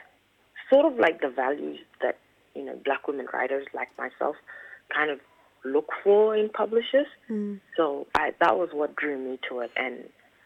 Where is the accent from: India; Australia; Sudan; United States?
Sudan; Khartoum; moved away; also born or lived in South Sudan; I was born in Khartoum